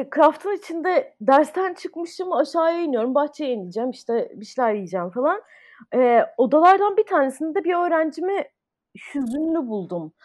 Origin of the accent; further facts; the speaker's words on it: Ankara, Turkey; moved away as an adult; also born or lived in Istanbul / United States; ben Ankara'da doğdum. Ee, lise sona kadar Ankara'daydım. Ondan sonra uluslararası ilişkiler okumak üzere İstanbul'a taşındım.